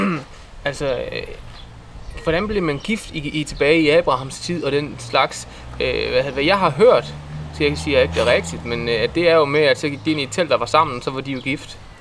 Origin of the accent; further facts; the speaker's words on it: Herning, Central Denmark Region, Denmark; jeg var fra Herning af her. I hvert fald opvokset her.